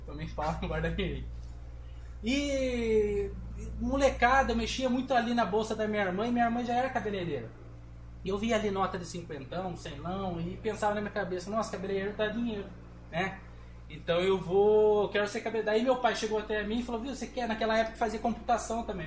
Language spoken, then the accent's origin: Portuguese; Brazil; venho de um, de um bairro aqui de Pescava, um bairro mais periférico